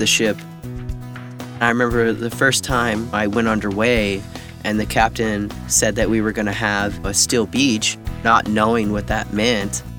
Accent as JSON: {"language": "English", "town": "Winnemucca", "region": "Nevada", "country": "United States", "also_born_or_lived": "Yampa, Colorado", "moved": "as an adult", "said": "I'm from Winnemucca, Nevada"}